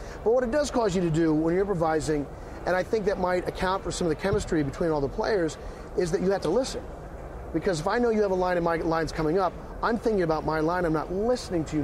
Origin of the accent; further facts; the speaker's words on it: Missouri, United States; moved away; I grew up watching the Chiefs. I'm from Missouri originally.